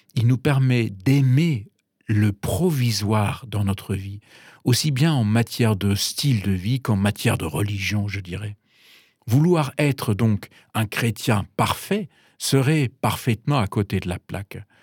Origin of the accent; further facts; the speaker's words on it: Bavaria, Germany; French is a second language; moved away as an adult; also born or lived in Paris, France / Munich / New York; now in France; Je, suis donc d'origine allemande, j'ai grandi en Bavière